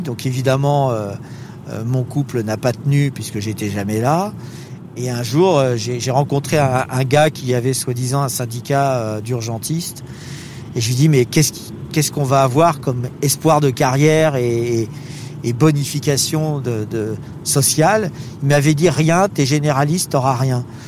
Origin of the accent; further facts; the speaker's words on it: France; on est français